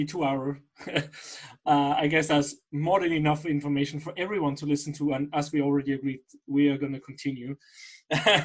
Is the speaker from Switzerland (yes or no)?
yes; Basel, Basel-Stadt, Switzerland; I'm from Basel